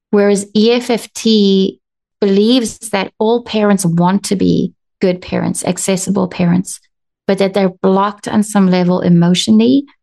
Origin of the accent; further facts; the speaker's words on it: South Africa; also born or lived in United States; I'm South African and American, and I'm a marriage and family therapist.